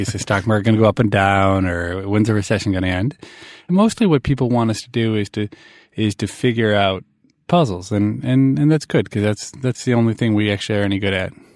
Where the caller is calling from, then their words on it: Boston, Massachusetts, United States; I'm calling from Boston